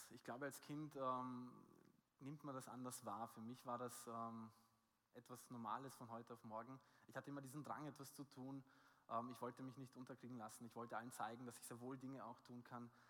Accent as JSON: {"language": "German", "country": "Austria", "said": "Ich bin aus Österreich"}